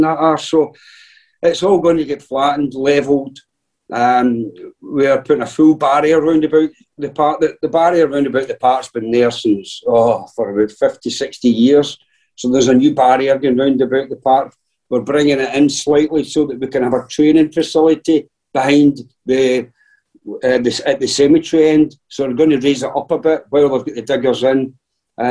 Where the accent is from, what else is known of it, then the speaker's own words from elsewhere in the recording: Galston, Scotland, United Kingdom; I was born and brought up in Galston, which is, you know, two towns down from Darvel.